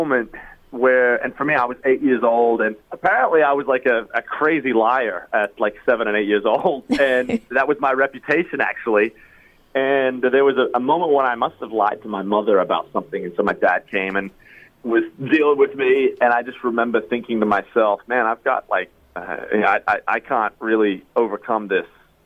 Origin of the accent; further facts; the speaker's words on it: Australia; now in Nashville, United States; I am originally from the land down under. I'm originally from Australia, and now we live in Nashville, Tennessee.